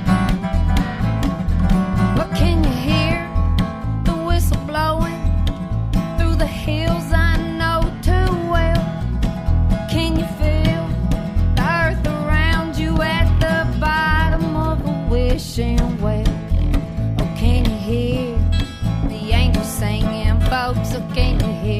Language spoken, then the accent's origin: English; Morgan County, East Tennessee, United States; now in Nashville, United States; I'm from East Tennessee. I'm from Morgan County.